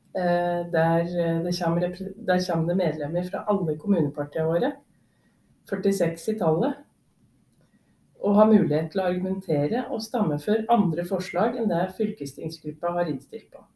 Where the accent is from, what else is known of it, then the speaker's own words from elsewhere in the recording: Odal, Hedmark, Innlandet, Norway; Jeg er jo odøling, først og fremst. Og jeg vil òg si at jeg er hedmarking